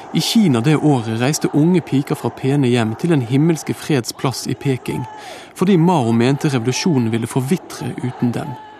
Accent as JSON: {"language": "Norwegian", "town": "Bergen", "region": "Vestland", "country": "Norway", "tie": "born or raised there", "said": "barndommen min på Vestre Vadmyra utenfor Bergen på 70-tallet."}